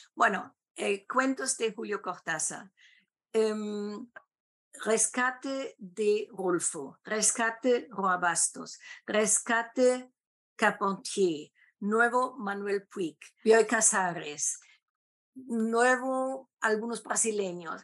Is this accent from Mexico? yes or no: no; Germany; Spanish is a second language; also born or lived in Lima, Peru / Bogotá, Colombia; sea catedrática en algún momento en mi país, en Alemania